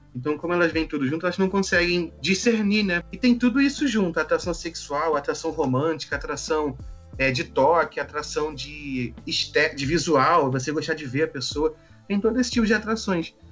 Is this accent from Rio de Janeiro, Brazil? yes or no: yes; Rio de Janeiro, Brazil; sou do Rio de Janeiro